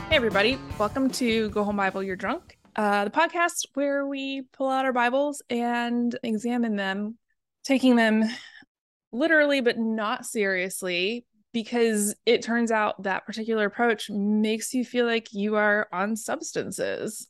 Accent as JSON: {"language": "English", "town": "Portland", "region": "Oregon", "country": "United States", "said": "I'm from Portland"}